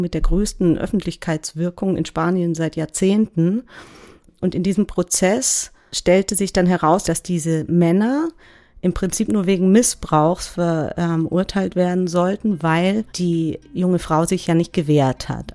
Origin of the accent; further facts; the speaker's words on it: Germany; wir ja auch als Deutsche